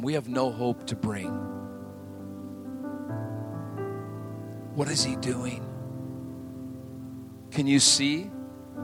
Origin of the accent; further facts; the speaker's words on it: Montana, United States; moved away; I grew up in Montana